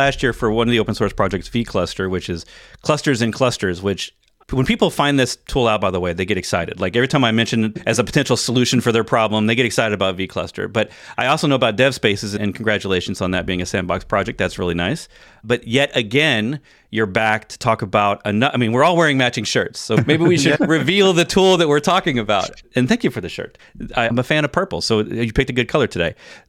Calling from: Virginia, United States; I'm in Virginia, so we're east to west this time in North America.

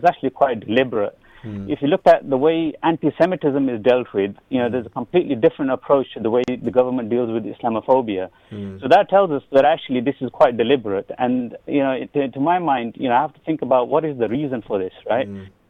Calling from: Luton, East of England, United Kingdom; Walaikum assalam. … from Luton.

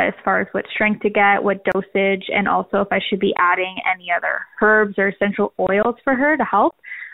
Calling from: Ontario, Canada; I'm calling from Ontario, Canada.

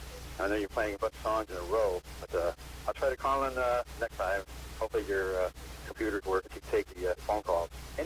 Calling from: Parma Heights, Ohio, United States; Good morning, everyone. … from Parma Heights, Ohio. And you mentioned about snow issues. No, it's us that have the snow issues here in the Cleveland area.

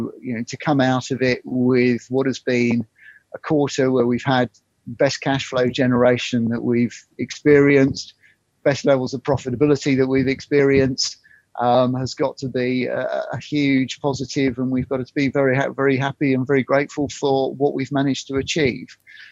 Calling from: South East England, United Kingdom; In Surrey. So enjoying the heat wave down here.

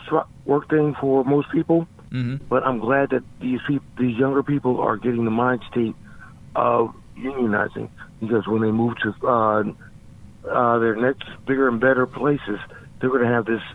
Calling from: Philadelphia, Pennsylvania, United States; from Philly.

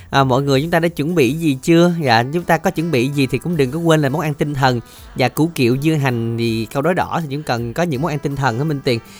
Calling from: Tan An, Long An, Vietnam; ở thành phố Tân An.

